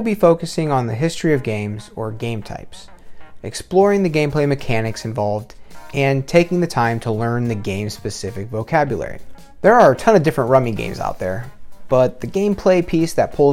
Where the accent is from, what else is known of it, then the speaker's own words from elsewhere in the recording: Ohio, United States; growing up in Ohio